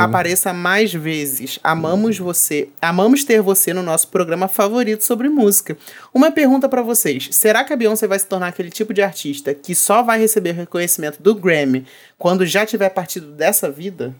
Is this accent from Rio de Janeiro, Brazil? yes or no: yes; Rio de Janeiro, Brazil; Eu sou do Rio, meu filho, eu moro no Rio